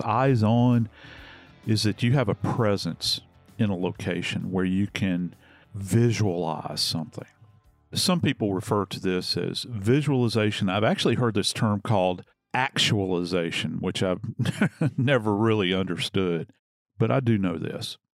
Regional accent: New Orleans, Louisiana, United States; I'm from New Orleans

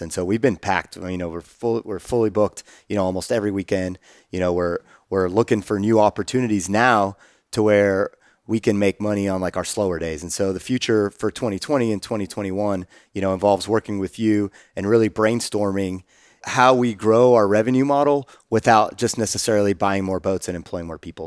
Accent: Austin, Texas, United States; growing up in Austin

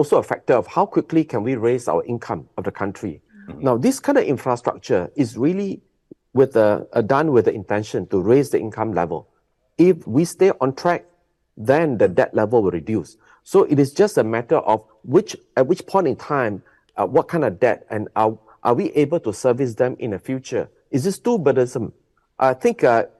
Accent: Kota Bharu, Kelantan, Malaysia; I come from Kota Bharu

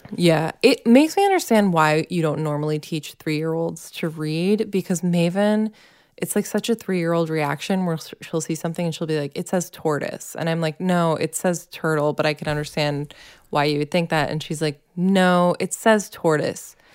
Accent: Massachusetts, United States; growing up in Massachusetts

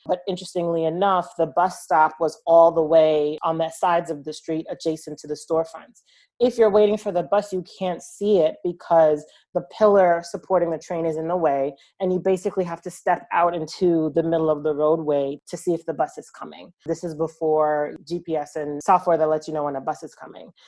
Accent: Long Island, New York, United States; I'm originally from Long Island and I'm from a town that's two towns over from where Robert Moses is from

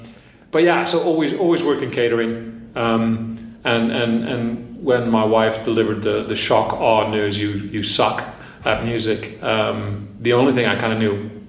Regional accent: Lethbridge, Alberta, Canada; moved away as an adult; also born or lived in Netherlands / Toronto; now in London, United Kingdom; I grew up in Lethbridge, Alberta, in the middle of Canada, middle of nowhere. I'm originally from Holland, then Canada.

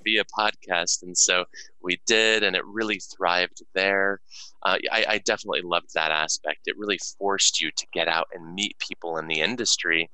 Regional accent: Denver, Colorado, United States; born or raised there

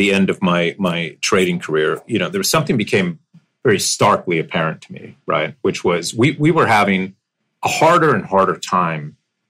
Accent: United States; now in Dover, United States; I grew up all over. I was an Air Force brat. So I think I once counted that I'd lived in 12 places throughout the United States prior to settling down in Dover, Delaware.

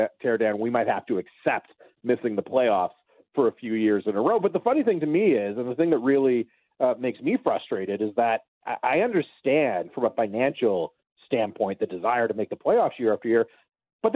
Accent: North Vancouver, British Columbia, Canada; my hometown of North Vancouver

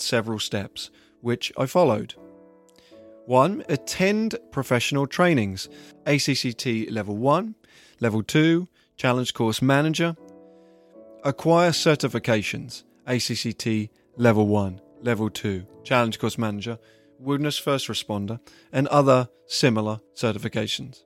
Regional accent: England, United Kingdom; moved away as an adult; now in United States; I am originally from England

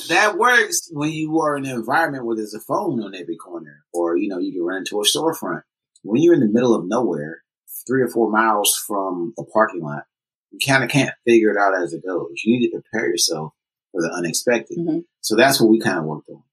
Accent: Oakland, California, United States; I was born and raised in Oakland

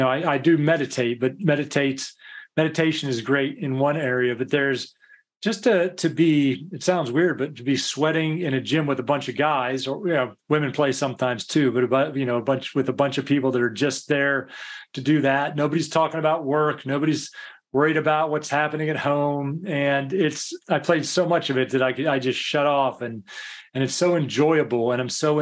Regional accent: United States; moved away as an adult; now in United Kingdom; I'm American. Obviously, this isn't a Scottish accent or anything

